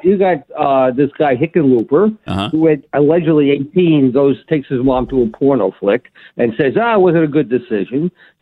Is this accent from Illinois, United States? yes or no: no; New York City, New York, United States; now in Florida, United States; when I grew up in the Bronx